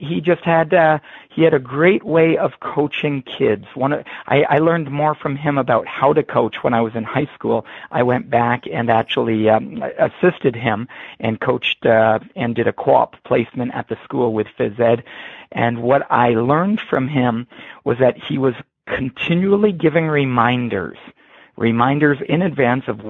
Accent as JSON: {"language": "English", "town": "Harrow", "region": "Ontario", "country": "Canada", "tie": "born or raised there", "also_born_or_lived": "Waterloo, Ontario", "said": "I grew up just across the border from Detroit, Michigan, in the small town of Harrow, Ontario, Canada."}